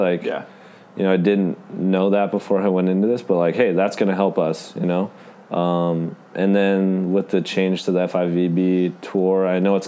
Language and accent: English; California, United States; I'm from California